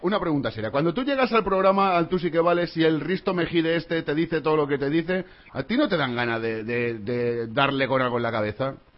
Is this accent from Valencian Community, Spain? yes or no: yes; Valencia, Valencian Community, Spain; nosotros somos de aquí de Valencia